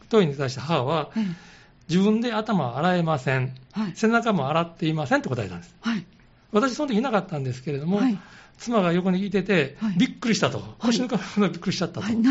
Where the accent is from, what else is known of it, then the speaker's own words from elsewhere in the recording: Osaka, Japan; moved away as an adult; 私はあの大阪で生まれて大阪で育って、えー、1999年今からもう23年前になりますけれども、はい、3代引っ越してきました